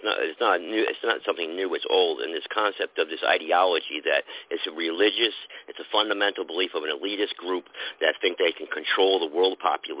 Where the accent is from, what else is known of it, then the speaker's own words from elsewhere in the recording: New Haven, Connecticut, United States; I'm from New Haven, Connecticut.